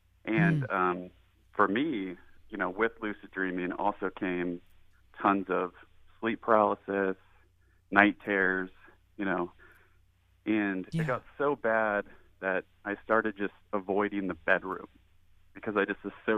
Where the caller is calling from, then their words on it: Shoreline, Washington, United States; I am calling from Shoreline, Washington.